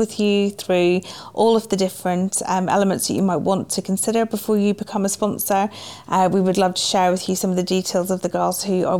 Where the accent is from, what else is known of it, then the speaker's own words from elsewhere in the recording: County Armagh, Northern Ireland, United Kingdom; moved away as an adult; also born or lived in County Galway; now in Tuam, Ireland; I am from County Armagh, but have served in Connor, Derry and Raphoe, Armagh, and now the United Diocese of Tuam, Limerick and Killaloe.